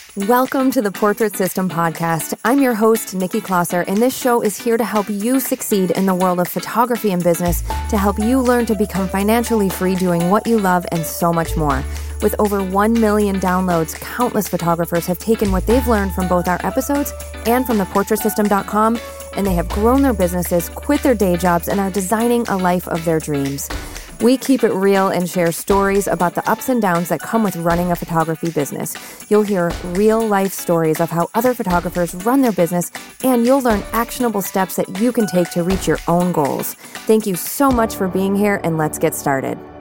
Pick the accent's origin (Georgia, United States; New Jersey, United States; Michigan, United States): Michigan, United States; moved away; also born or lived in Austin, Texas; I'm born and raised in Michigan